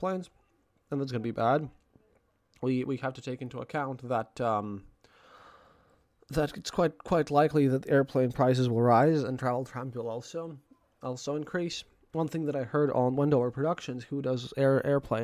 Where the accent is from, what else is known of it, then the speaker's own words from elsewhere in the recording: Latvia; my home country of Latvia